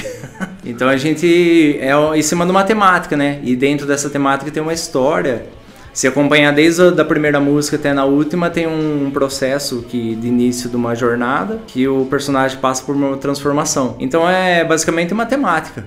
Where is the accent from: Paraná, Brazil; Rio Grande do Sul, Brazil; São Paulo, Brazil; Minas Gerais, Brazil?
São Paulo, Brazil; Torrinha; also born or lived in Brotas; sou de Torrinha, com o pé em Brotas